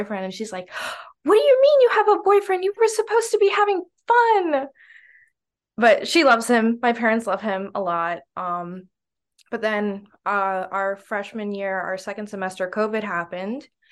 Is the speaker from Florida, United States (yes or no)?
yes; Naples, Florida, United States; I'm originally from Naples, Florida